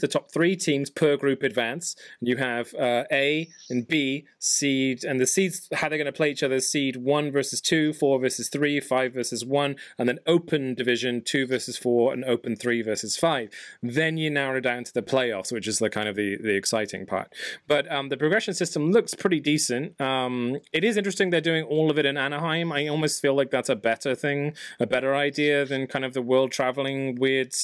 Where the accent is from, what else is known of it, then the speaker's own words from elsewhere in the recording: England, United Kingdom; I'm from England.